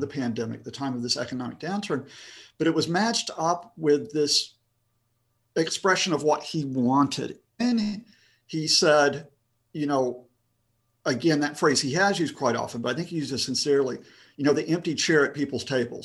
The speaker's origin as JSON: {"language": "English", "town": "Huntsville", "region": "Alabama", "country": "United States", "tie": "born or raised there", "also_born_or_lived": "United Kingdom", "moved": "as an adult", "lives_now": "Birmingham, United Kingdom"}